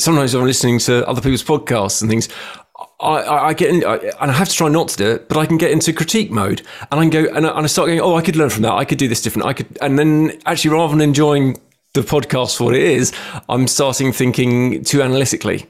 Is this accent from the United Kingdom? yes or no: yes; England, United Kingdom; accent: English; my funny English accent